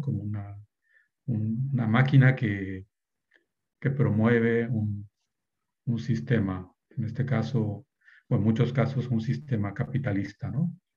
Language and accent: Spanish; Yucatán Peninsula, Mexico; moved away; also born or lived in Netherlands / Germany; Yo soy originario de las comunidades mayas de la península de Yucatán